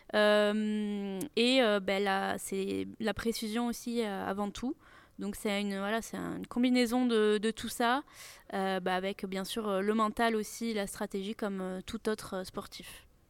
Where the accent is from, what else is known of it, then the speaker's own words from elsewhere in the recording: Nantes, Pays de la Loire, France; also born or lived in Toulouse; je suis de Nantes